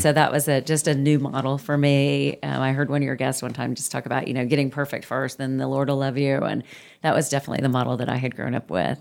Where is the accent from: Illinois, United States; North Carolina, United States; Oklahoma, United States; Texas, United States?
Oklahoma, United States; Muskogee; moved away; I grew up in Muskogee, Oklahoma